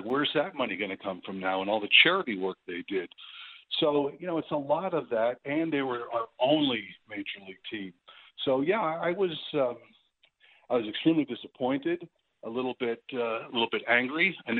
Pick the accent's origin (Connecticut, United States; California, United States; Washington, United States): Connecticut, United States; New Haven; I grew up downstate in the New Haven area